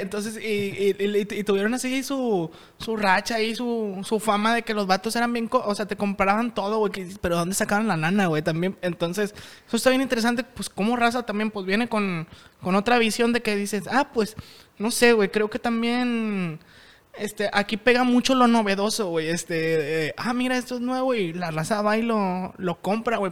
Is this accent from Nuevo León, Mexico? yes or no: yes; Monterrey, Nuevo León, Mexico; nosotros como sociedad regia